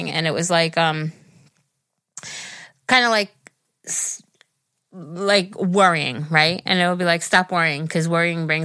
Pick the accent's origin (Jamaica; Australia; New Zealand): New Zealand; Hi, listen, Geri. I'm 16 and I'm from New Zealand.